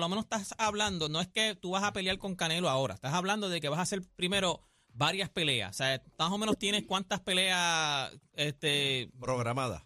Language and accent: Spanish; Puerto Rico; yo soy puertorriqueño